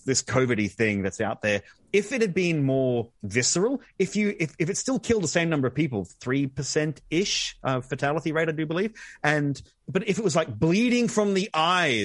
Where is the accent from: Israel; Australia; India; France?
Australia; accent: Australian; it's my terrible Australian accent